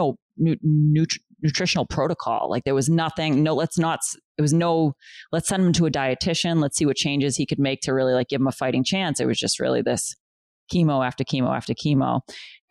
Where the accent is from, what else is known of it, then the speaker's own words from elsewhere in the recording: Boston, Massachusetts, United States; moved away as an adult; also born or lived in Chelsea, Massachusetts; now in New Hampshire, United States; I was born in Chelsea, Massachusetts. And then we moved to West Roxbury because I got into Boston Latin Academy